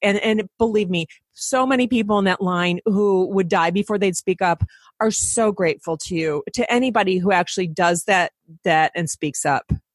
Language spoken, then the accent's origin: English; Detroit, Michigan, United States; I'm from Detroit